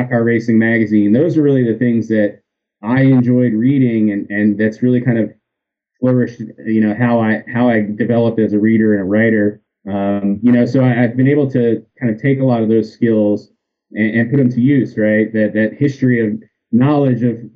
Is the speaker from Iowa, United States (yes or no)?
no; outside Philadelphia, New Jersey, United States; I grew up in New Jersey right outside of Philadelphia